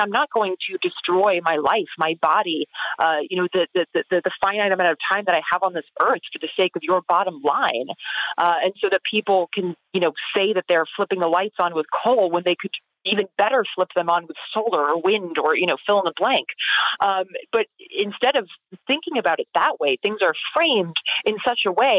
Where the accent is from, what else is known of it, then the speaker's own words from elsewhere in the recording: the South, United States; growing up in the South